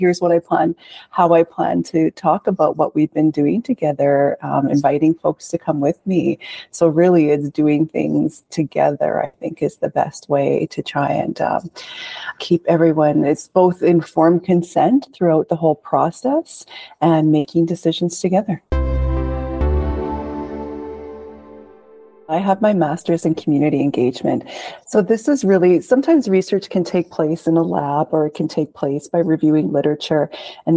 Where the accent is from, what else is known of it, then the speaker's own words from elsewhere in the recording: Grande Prairie, Alberta, Canada; I am from Grand Prairie.